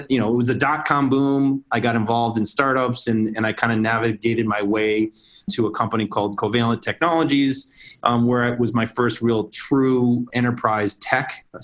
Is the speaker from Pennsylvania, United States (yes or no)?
no; Boston, Massachusetts, United States; moved away as an adult; also born or lived in San Francisco Bay Area; I grew up in the Boston area